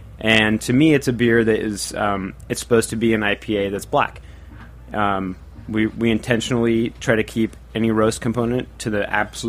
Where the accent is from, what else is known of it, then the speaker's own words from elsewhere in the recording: Northwest, United States; I'm from the Northwest originally